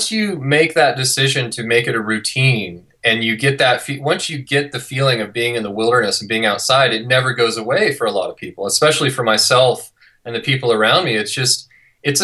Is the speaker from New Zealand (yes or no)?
no; near Yosemite National Park, California, United States; moved away as an adult; now in Utah, United States; I grew up in California, came out to ski in Utah about 20 years ago, and just never left